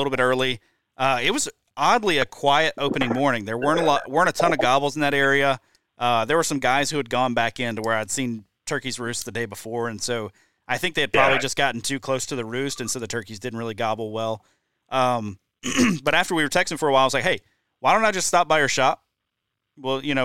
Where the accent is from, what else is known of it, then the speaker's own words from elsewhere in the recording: Deep South, United States; now in Wisconsin, United States; I grew up in the Deep South